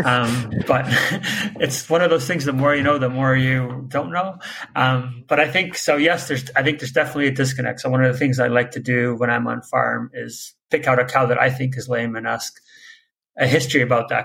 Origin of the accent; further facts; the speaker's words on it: Netherlands; now in Canada; I'm originally actually from Holland, went to vet school in Canada